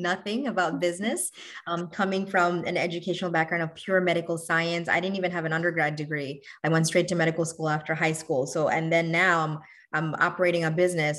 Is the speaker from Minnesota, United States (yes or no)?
no; New York City, New York, United States; also born or lived in Bangladesh; I'm originally from Bangladesh. I grew up in New York City